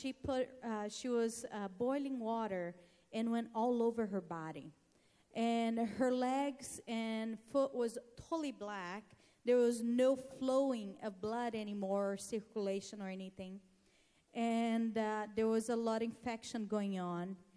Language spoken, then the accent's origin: English; Brazil; moved away as an adult; I'm from Brazil originally